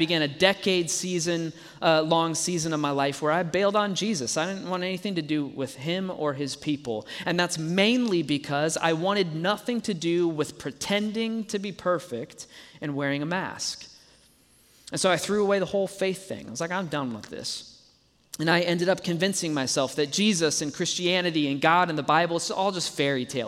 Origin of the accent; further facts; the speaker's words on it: Dallas, Texas, United States; now in Colorado, United States; I grew up in Dallas, Texas